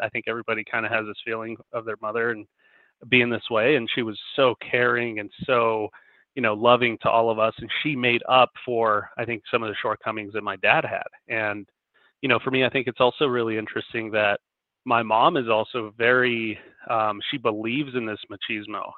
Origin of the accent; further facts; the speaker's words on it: Denver, Colorado, United States; I live in Denver, Colorado, born and raised